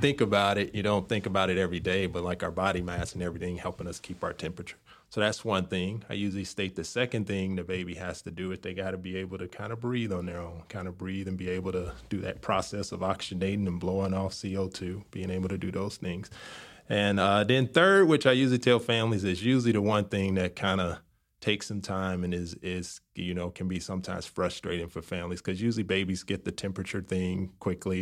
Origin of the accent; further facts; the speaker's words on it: Chicago, Illinois, United States; moved away as an adult; also born or lived in St. Louis, Missouri / Baltimore, Maryland / Washington State; now in Indianapolis, United States; I'm from Chicago, so from south side of Chicago, city boy